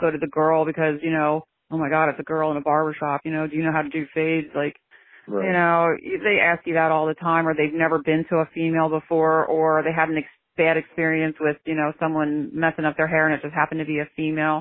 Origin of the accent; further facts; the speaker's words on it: Pennsylvania, United States; I'm from Pennsylvania